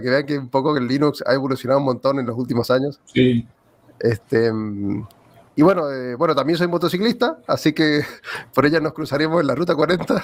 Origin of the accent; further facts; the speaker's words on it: Argentina; soy de aquí de Argentina.